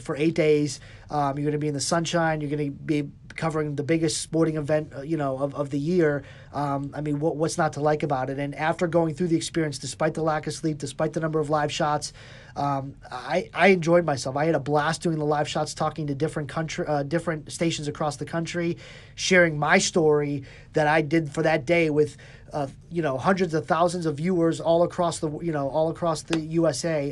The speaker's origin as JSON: {"language": "English", "town": "Cleveland", "region": "Ohio", "country": "United States", "tie": "born or raised there"}